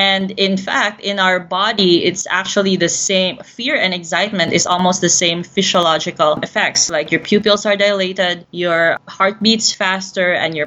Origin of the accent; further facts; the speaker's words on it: Philippines; I'm based in Southeast Asia, and I've been born and raised in the Philippines